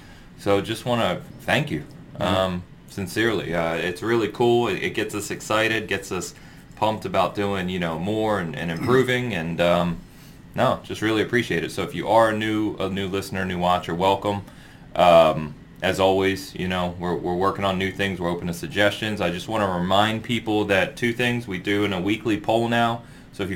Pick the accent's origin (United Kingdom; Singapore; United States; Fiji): United States; San Francisco, California; now in Kansas City, United States; I'm from San Francisco